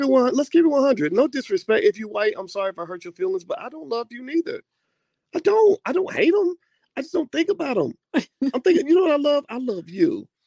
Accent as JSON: {"language": "English", "region": "Kentucky", "country": "United States", "tie": "born or raised there", "said": "when I grew up in Kentucky"}